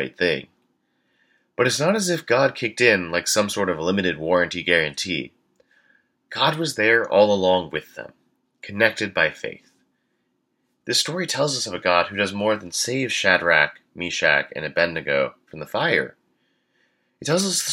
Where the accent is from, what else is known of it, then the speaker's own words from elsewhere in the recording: Houston, Texas, United States; moved away; church growing up in Houston, Texas.